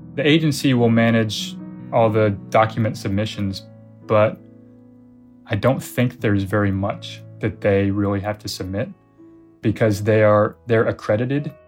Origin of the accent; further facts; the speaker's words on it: United States; we're American